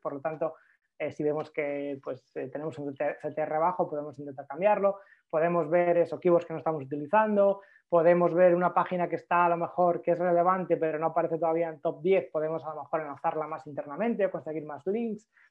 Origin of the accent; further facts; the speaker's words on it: Galicia, Spain; soy gallego